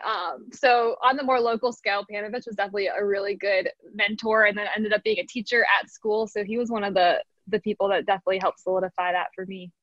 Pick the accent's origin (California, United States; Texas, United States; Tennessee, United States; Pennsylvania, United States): Pennsylvania, United States; outside of Philadelphia; I grew up outside of Philly